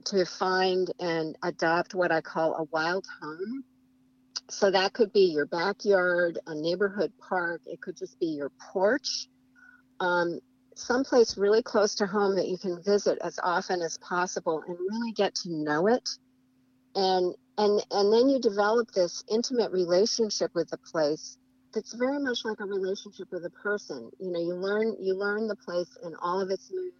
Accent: Vermont, United States; now in Washington, United States; I'm from Vermont where, you know, we have incredible fall foliage in Vermont

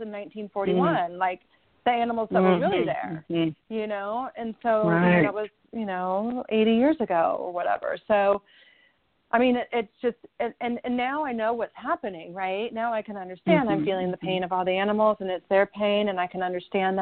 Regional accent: Southern California, United States; born or raised there

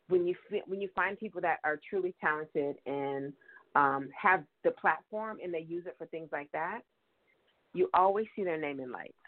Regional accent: San Diego, California, United States; Growing up in San Diego

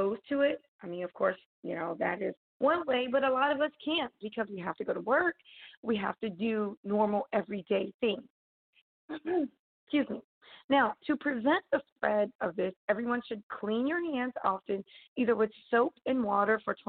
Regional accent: United States; as an American

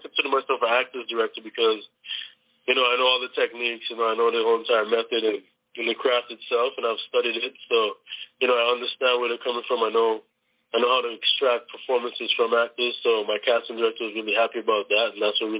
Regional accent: Toronto, Ontario, Canada; moved away; we're originally from Canada

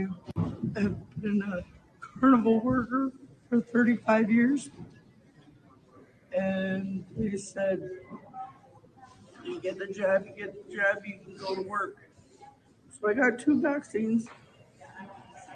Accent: Tyendinaga Mohawk Territory, Ontario, Canada; I come from Tandanega Mohawk Territory

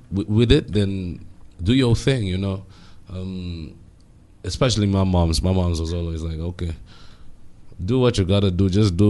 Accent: Ndola, Copperbelt Province, Zambia; now in Lusaka, Zambia; I was born in Ndola

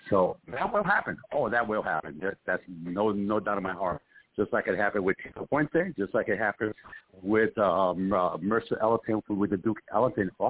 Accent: Puerto Rico; also born or lived in Bronx / New Haven; I'm an East Coast guy. I'm from originally from Puerto Rico, uh, then Bronx, New York, and then New Haven, Connecticut, uh, where I did close to 40 years in Connecticut uh, in New Haven.

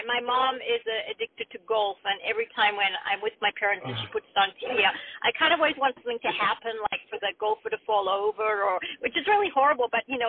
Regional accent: Australia; also born or lived in Zimbabwe; But I grew up in Africa, Zimbabwe and Australia, and neither know what Thanksgiving is.

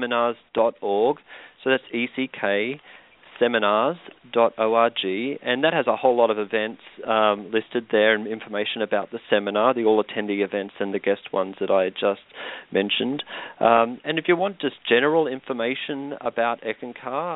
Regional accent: Australia; now in Chanhassen, United States; I'm from Australia. I live here now

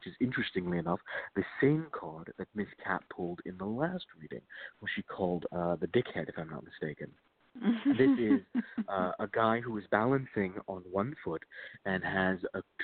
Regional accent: Virginia, United States; I am from Virginia

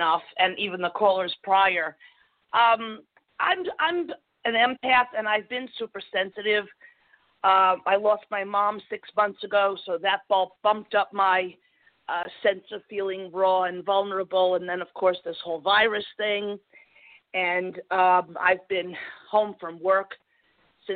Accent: New Jersey, United States; Born and raised and still living here 60 years later

